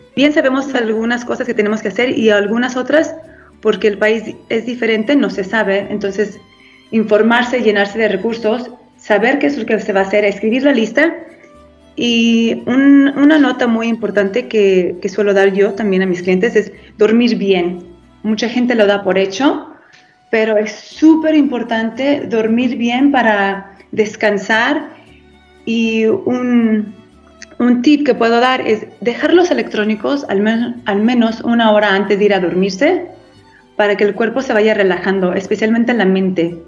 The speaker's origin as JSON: {"language": "Spanish", "town": "Guadalajara", "region": "Jalisco", "country": "Mexico", "tie": "born or raised there", "also_born_or_lived": "California, United States", "moved": "yes", "lives_now": "Italy", "said": "Nací en California, pero crecí entre México y Estados Unidos. Soy de Guadalajara"}